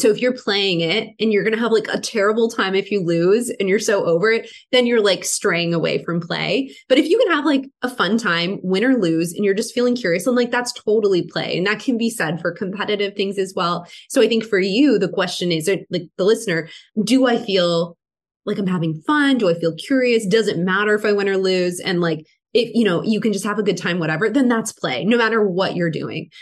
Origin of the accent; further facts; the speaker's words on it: Canada; I'm from Canada. It was very strict up here